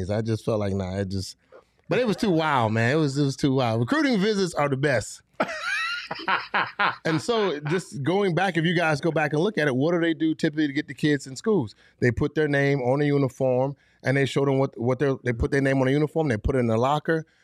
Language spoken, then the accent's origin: English; Fort Lauderdale, Florida, United States; I'm already from Fort Lauderdale. I'm 45 minutes away from the U.